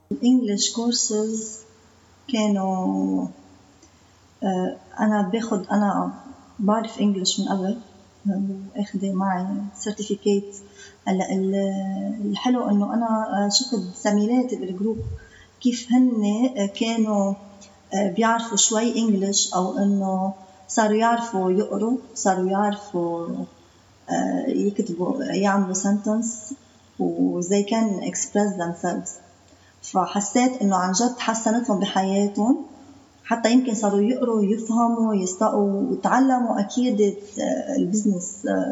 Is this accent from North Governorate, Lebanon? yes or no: no; Byblos, Keserwan-Jbeil, Lebanon; من جبال